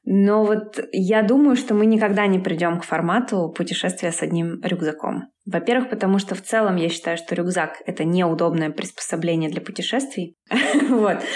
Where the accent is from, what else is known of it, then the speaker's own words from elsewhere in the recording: Yekaterinburg, Sverdlovsk Oblast, Russia; moved away as an adult; now in Bali, Indonesia; Я из Екатеринбурга